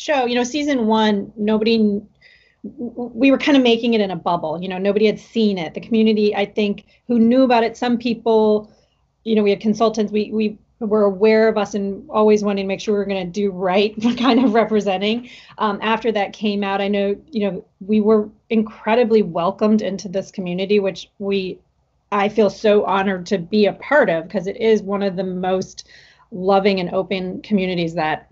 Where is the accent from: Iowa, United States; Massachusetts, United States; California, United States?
Iowa, United States; I am half Japanese, and I grew up in Iowa